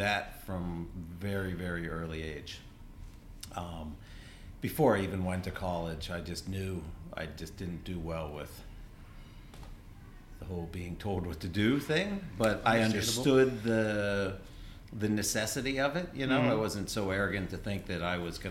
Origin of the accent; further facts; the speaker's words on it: Pittsburgh, Pennsylvania, United States; also born or lived in Burlington, Vermont; now in Vermont, United States; Born and raised in Pittsburgh